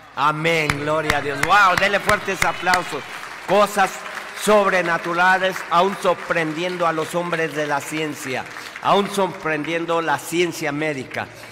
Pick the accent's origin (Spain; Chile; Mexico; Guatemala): Mexico; nosotros como mexicanos